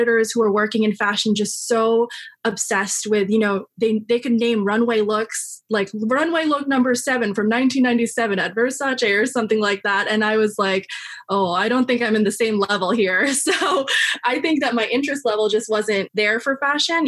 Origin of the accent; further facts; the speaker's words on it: New York City, New York, United States; I'm from Queens, so I grew up in New York